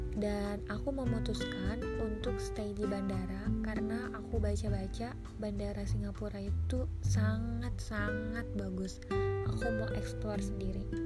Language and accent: Indonesian; Indonesia; saya dari Indonesia